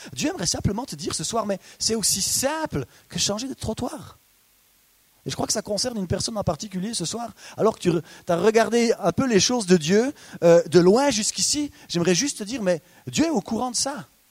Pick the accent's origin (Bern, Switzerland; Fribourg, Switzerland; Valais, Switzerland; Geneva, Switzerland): Bern, Switzerland; Biel/Bienne region, Bernese Jura, Switzerland; Je viens de la région de Bienne, du Jura bernois